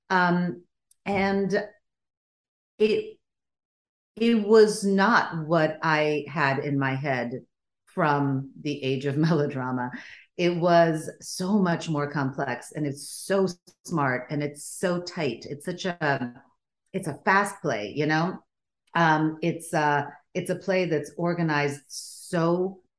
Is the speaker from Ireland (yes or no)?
no; Sweden; first language Bulgarian; English is a second language; also born or lived in Bulgaria; I grew up in Sweden because that's where my parents emigrated to. Um, and I was born in Bulgaria. My first language was Bulgarian.